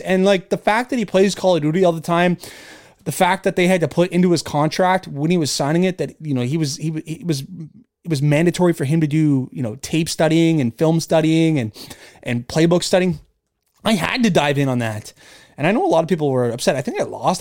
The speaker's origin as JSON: {"language": "English", "country": "Canada", "tie": "born or raised there"}